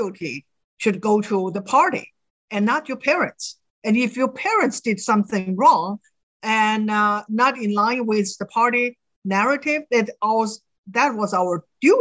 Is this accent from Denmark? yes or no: no; China; now in United States; I grew up in China.